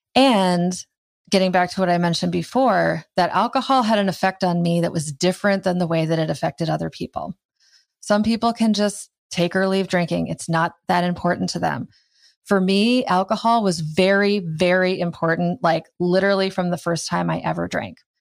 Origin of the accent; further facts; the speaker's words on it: Iowa, United States; I grew up in Iowa